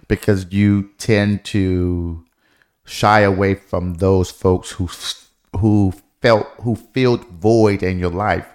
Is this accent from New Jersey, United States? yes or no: no; Detroit, Michigan, United States; moved away; growing up in Detroit, y, there were so many things that we did not have